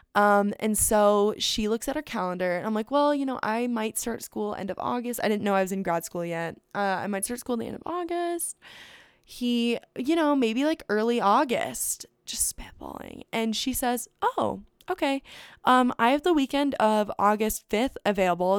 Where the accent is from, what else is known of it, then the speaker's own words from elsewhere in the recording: Phoenix, Arizona, United States; I come home from Europe, and I'm back in Phoenix, and I've been in Phoenix for all of maybe five days